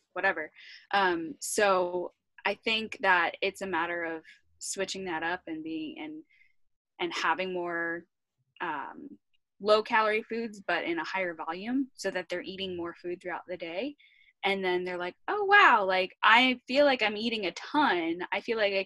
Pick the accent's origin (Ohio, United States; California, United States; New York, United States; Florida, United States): New York, United States; I grew up in New York